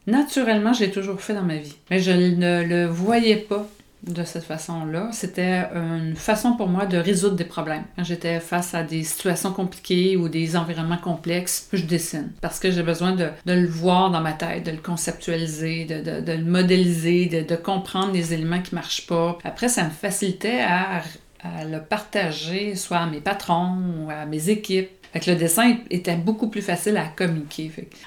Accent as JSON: {"language": "French", "town": "Longueuil", "region": "Quebec", "country": "Canada", "said": "je suis de Longueuil, Saint-Hubert, là, dans, dans cette partie-là de la ville."}